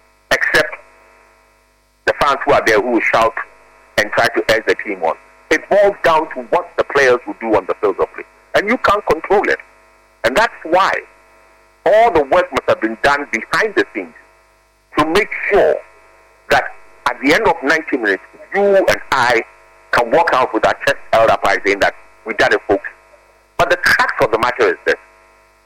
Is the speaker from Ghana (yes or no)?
yes; Ghana; as a Ghanaian